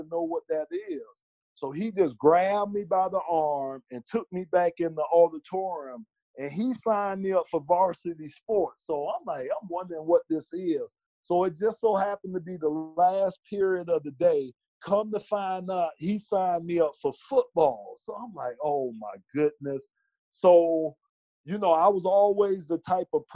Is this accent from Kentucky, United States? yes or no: no; Miami, Florida, United States; born and raised in Miami